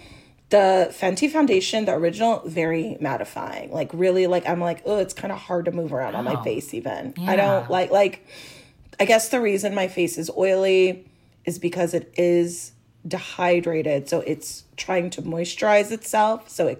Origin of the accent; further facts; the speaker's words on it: Los Angeles, California, United States; also born or lived in San Francisco / Florence, Italy; I'm born and raised in Los Angeles. It is a desert. That is our climate.